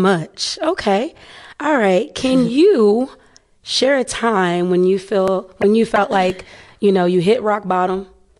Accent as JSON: {"language": "English", "town": "Cincinnati", "region": "Ohio", "country": "United States", "moved": "yes", "lives_now": "Los Angeles, United States", "said": "I'm from Cincinnati originally."}